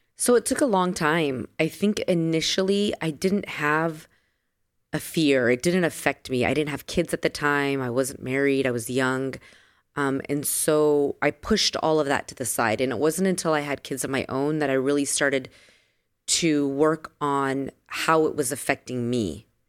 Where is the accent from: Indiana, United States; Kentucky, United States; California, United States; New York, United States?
California, United States; San Diego; moved away as an adult; also born or lived in Las Vegas / Los Angeles; I am a girl from San Diego, born and raised in San Diego